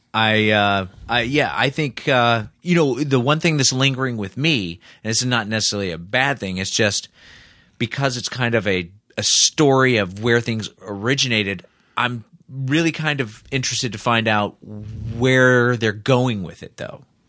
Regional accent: Indianapolis, Indiana, United States; born or raised there

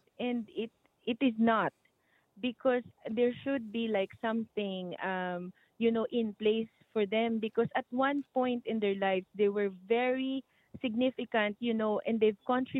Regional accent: Philippines

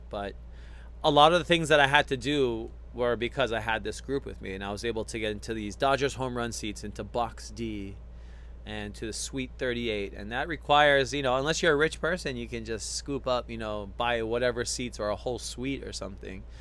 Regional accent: Hawaii, United States; moved away as an adult; now in Los Angeles, United States; this is from growing up in Hawaii. I mean, just being in LA um, in my adulthood

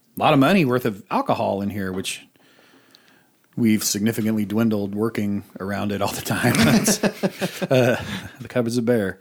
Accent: Boise, Idaho, United States; I grew up in Boise, and we had an arcade called Pojo's

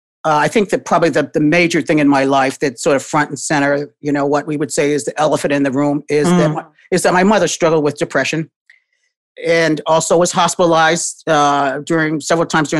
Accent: New Haven, Connecticut, United States; now in Boston, United States; I grew up in New Haven, Connecticut, and was the only child of my parents

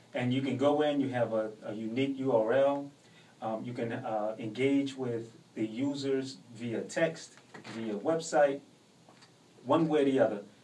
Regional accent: New Orleans, Louisiana, United States; also born or lived in Portland, Oregon; I was born in Portland, but I, I mean, all I know is New Orleans. So I grew up in New Orleans

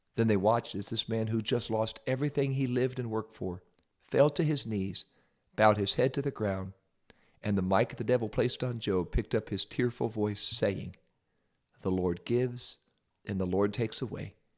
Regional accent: Ohio, United States; I'm from Ohio

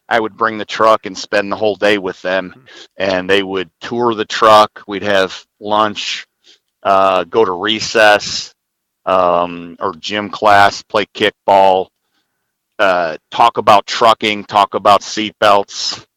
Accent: Southern Illinois, United States; My current three classes are all in Southern Illinois in my hometown

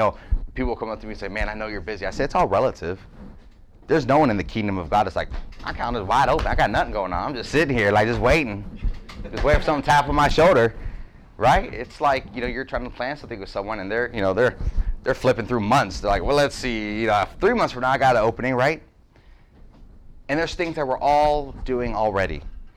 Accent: Youngstown, Ohio, United States; I was from Youngstown, like, there's grace here.

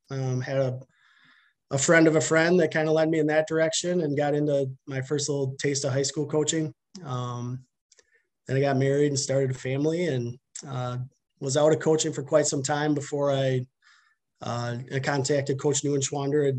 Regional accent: Milton, Wisconsin, United States; I'm from Milton, uh, born and raised. I actually grew up on a, a dairy farm outside of Milton, so kind of between Milton and Whitewater

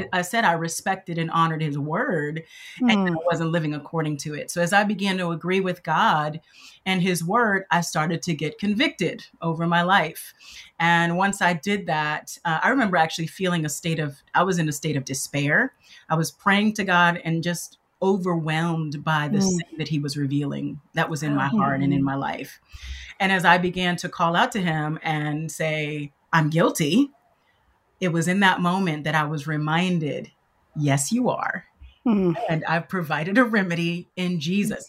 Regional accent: Los Angeles, California, United States; also born or lived in Michigan; I grew up in Los Angeles, California.

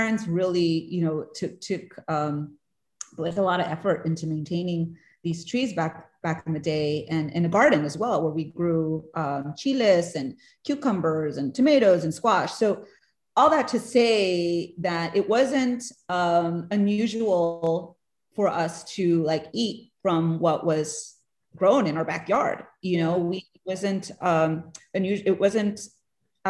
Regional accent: Del Rio, Texas, United States; moved away as an adult; also born or lived in New York City; I'm from Del Rio, Texas, which is a small town along the US-Mexico border

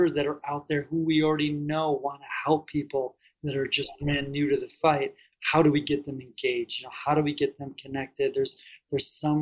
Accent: Detroit, Michigan, United States; I'm from Detroit area originally.

